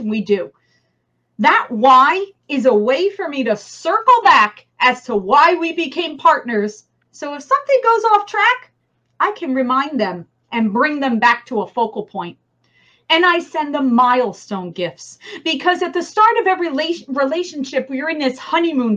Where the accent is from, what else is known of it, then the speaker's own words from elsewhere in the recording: New Jersey, United States; accent: New Jersey; my New Jersey accent